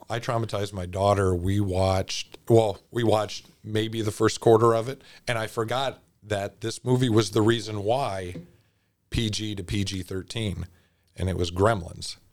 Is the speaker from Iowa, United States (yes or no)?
yes; Cedar Rapids, Iowa, United States; I'm from Cedar Rapids